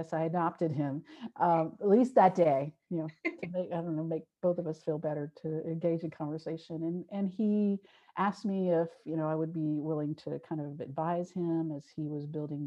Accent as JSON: {"language": "English", "town": "Cincinnati", "region": "Ohio", "country": "United States", "tie": "born or raised there", "said": "my hometown in Cincinnati"}